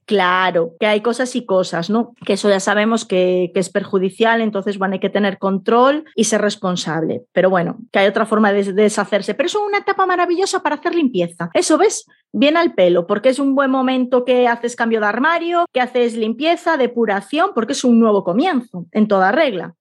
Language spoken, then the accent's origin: Spanish; A Coruña, Galicia, Spain; Aquí en Coruña, de donde soy yo